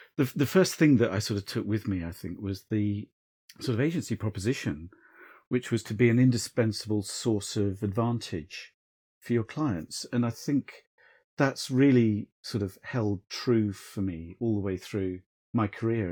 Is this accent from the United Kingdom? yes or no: yes; South Coast, England, United Kingdom; I grew up on the South Coast